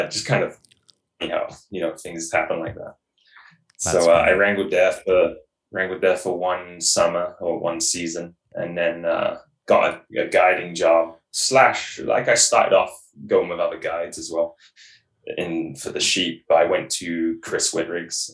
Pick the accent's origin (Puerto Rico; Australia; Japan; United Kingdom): United Kingdom; England; now in British Columbia, Canada; I'm originally from England